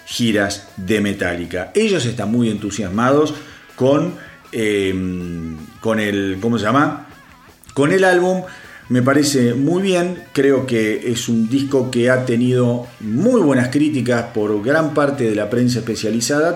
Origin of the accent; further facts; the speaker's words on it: Argentina; para los que somos de Argentina y conocen la radio Aspen